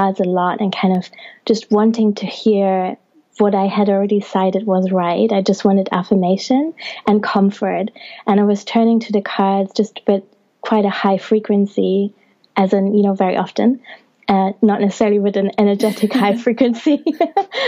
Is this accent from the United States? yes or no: no; Germany; now in England; I was born in Germany and have also have Italian ancestry